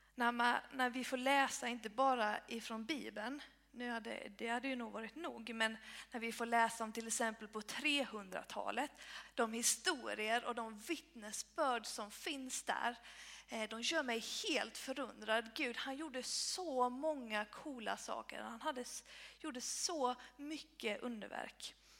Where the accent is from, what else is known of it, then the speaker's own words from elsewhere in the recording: Blekinge, Sweden; moved away as an adult; also born or lived in Uppsala; now in Helsingborg, Sweden; jag är uppvuxen i Bekinge